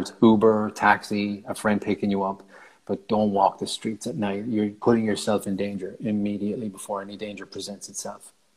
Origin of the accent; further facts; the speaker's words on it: Ireland; moved away as an adult; I left Ireland in February of 2012